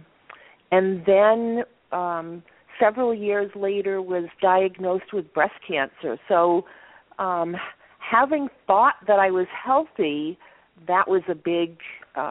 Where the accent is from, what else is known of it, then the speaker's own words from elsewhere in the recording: Maine, United States; I grew up in Maine